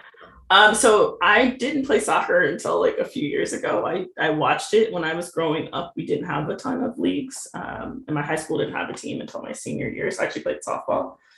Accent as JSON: {"language": "English", "area": "southeast of Richmond", "region": "Southern Virginia", "country": "United States", "tie": "born or raised there", "said": "I was raised in Virginia, about 25 minutes southeast of Richmond, which is the capital, so Southern Virginia"}